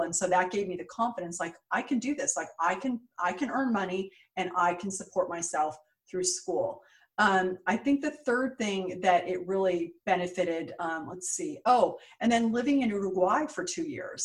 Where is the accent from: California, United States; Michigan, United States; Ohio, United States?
California, United States; San Jose; moved away as an adult; also born or lived in New York; I grew up in San Jose, California, what, what is now Silicon Valley